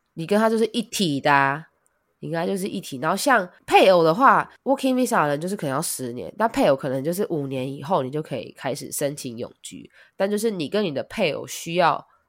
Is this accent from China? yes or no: no; Taiwan; now in Japan; 我不是日本人，我是台湾人，我还是拿着台湾护照